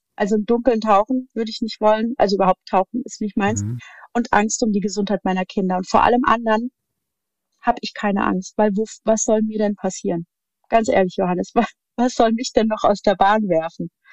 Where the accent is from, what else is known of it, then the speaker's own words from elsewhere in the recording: near Darmstadt, Hesse, Germany; ich komme aus dem schönen Hessen und äh, Äh, bin in der Nähe von Darmstadt aufgewachsen, wo ich auch tatsächlich jetzt immer noch lebe oder wieder lebe.